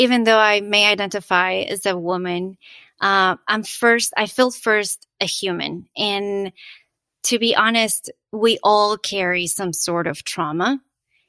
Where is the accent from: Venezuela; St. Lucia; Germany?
Venezuela; now in United States; I'm originally from Venezuela